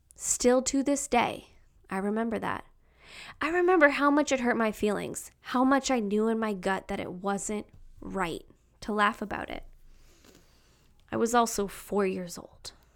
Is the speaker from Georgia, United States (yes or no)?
no; Chicago, Illinois, United States; I'm from Chicago, the city, the South Side